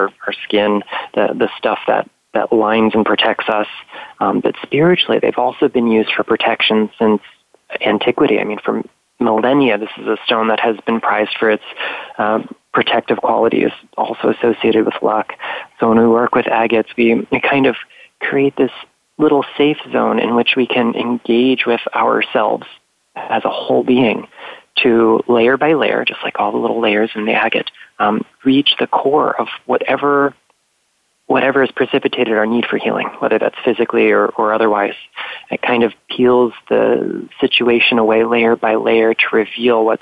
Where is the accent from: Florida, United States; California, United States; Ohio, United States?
Florida, United States; here in Florida. My home state